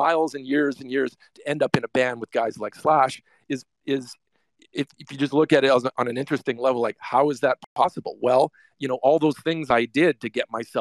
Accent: Winnipeg, Manitoba, Canada; moved away as an adult; also born or lived in Los Angeles, United States; now in United States; I'm from Winnipeg, Canada. Small city, a foreign country

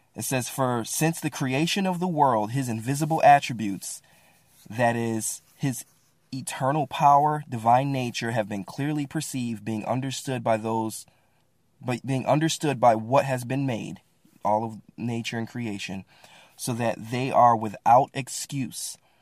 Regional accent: Midwest, United States; moved away; also born or lived in Bible Belt; I grew up in the Midwest

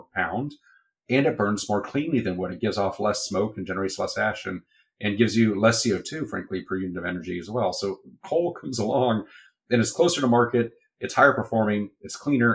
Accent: Texas, United States; as a Texan

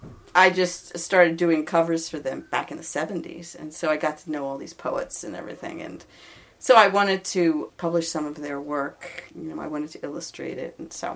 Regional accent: Philadelphia, Pennsylvania, United States; moved away as an adult; now in Massachusetts, United States; I was from Philadelphia, but I moved up here to Massachusetts

